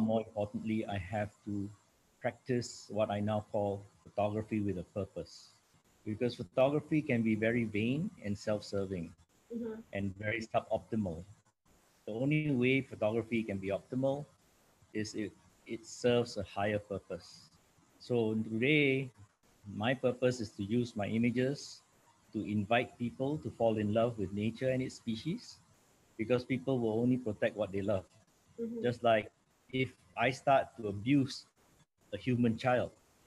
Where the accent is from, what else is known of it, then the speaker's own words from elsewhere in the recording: Singapore; now in New York City, United States; I am from Singapore originally. I'm now based in New York City in the US